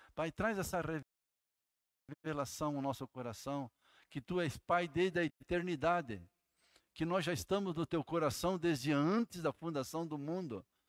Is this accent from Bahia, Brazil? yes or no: no; Jaraguá do Sul, Santa Catarina, Brazil; moved away; also born or lived in Blumenau; Sou de Jaraguá do Sul, né? Gente é ali de Santa Catarina, morei muitos anos em Blumenau